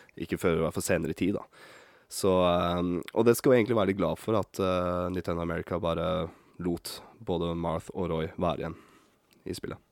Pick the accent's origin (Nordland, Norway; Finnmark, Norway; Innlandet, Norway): Nordland, Norway; Bodø; accent: northern Norwegian; moved away; jeg er født opp i Bodø. Så jeg kan prøve å slå om uh, eh, dialekta mi